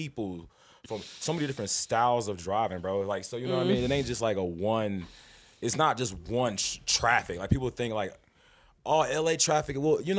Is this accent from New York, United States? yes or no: no; Kansas City, Missouri, United States; So I come from Kansas City, Missouri.